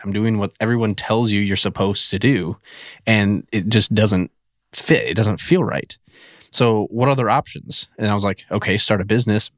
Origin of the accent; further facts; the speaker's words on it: central Wisconsin, United States; moved away as an adult; also born or lived in Minnesota / North Dakota / Michigan / Ohio; now in West Virginia, United States; I'm originally from Wisconsin, like central, like right in the middle of Wisconsin.